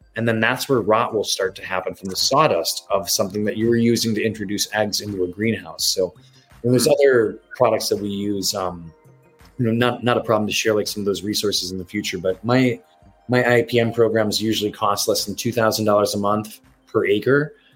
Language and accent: English; Wisconsin, United States; moved away; being in Wisconsin, my home state as a kid